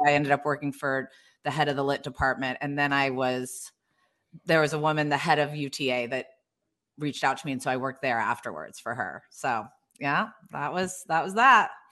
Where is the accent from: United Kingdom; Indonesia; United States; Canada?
United States; Hilton Head Island, South Carolina; also born or lived in Indiana; I grew up in Hilton Head, that's only 12 miles long